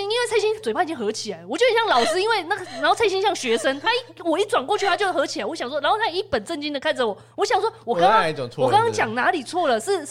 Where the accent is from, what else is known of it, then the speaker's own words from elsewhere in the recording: Taiwan; 我们台湾人